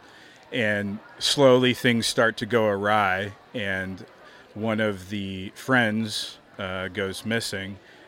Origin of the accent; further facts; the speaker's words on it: Kansas, United States; moved away; I'm from Kansas